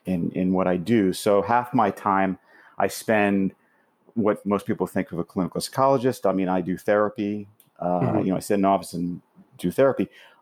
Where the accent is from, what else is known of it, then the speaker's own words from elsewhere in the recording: Florida, United States; also born or lived in California; now in New York, United States; So I could say I was born in Miami.